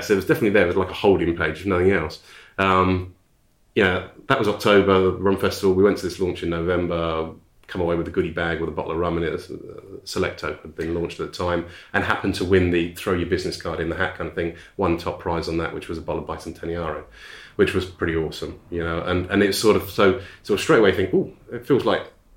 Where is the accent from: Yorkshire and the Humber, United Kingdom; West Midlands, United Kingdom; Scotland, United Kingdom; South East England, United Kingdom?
South East England, United Kingdom; High Wycombe; born or raised there; also born or lived in Ashford, Kent / Hollingbourne, Kent